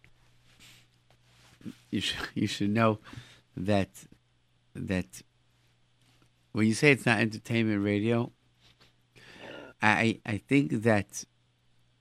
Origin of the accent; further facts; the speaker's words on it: Rochester, New York, United States; moved away; I come from Rochester